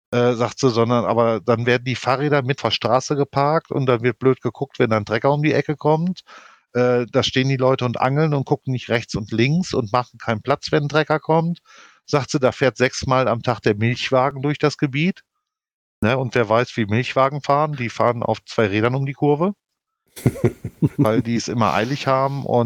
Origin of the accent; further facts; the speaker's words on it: Denmark; born there; Ja, was sie aber nicht wussten, dass ich gebürtige Dänin bin, denen habe ich auf Dänisch die Meinung gegeigt.